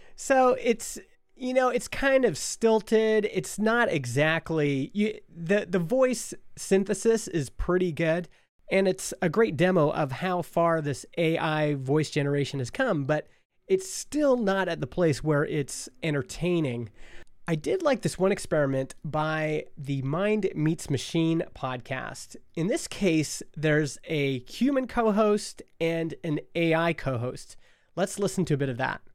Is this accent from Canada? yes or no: yes; Stony Plain, Alberta, Canada; the rollerblade scene in Stony Plain, Alberta, my hometown.